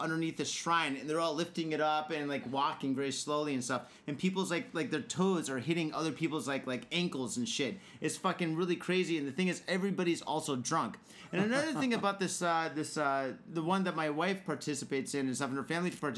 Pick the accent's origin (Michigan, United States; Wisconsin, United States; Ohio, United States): Michigan, United States; Detroit; now in Japan; I'm from Detroit